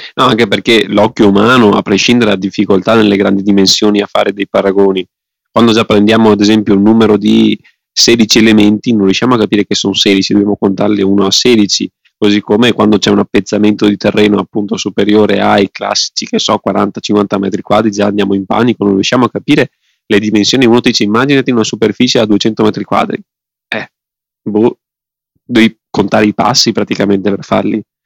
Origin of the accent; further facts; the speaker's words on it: Veneto, Italy; sono veneto